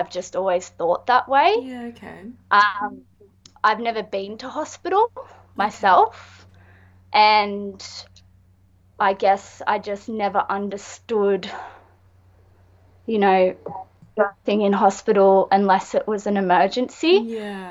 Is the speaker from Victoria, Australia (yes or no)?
no; small beach town south of Sydney, New South Wales, Australia; I am an artist from Winuna, which is a small little beach town about an hour and a half south of Sydney.